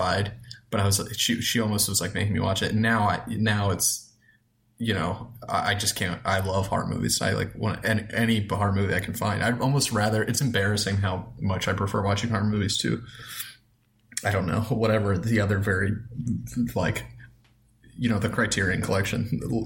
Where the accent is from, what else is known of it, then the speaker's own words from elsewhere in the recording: Towson, Maryland, United States; also born or lived in Baltimore; I grew up in Towson. So I'm from Towson.